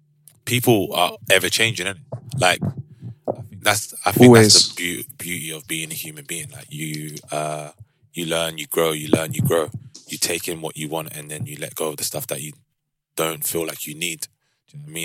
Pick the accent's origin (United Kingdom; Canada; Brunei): United Kingdom; London; also born or lived in Amsterdam; I grew up in South London and had my Caribbean parents